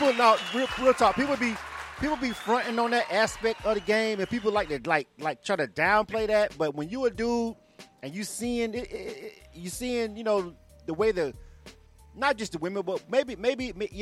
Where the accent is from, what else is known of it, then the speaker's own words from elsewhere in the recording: the South, United States; I'm from the South